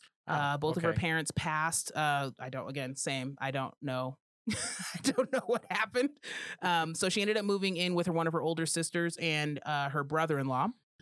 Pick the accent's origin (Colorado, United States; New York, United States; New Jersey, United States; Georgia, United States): Colorado, United States; And I'm from Colorado, so I say all the letters in a word, unfortunately.